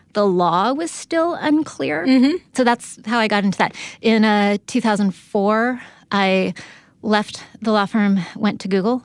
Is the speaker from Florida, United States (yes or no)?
no; San Diego, California, United States; I'm from San Diego